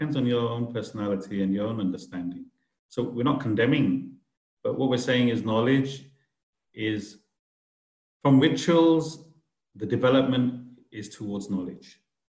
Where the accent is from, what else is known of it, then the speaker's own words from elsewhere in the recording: India; I'm an Indian. I need to do the Indian way as well.